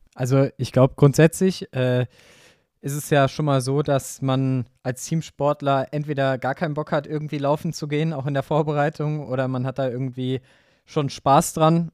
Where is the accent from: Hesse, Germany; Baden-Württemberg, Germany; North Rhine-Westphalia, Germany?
Hesse, Germany; near Wiesbaden; in Wiesbaden an meinem Heimatort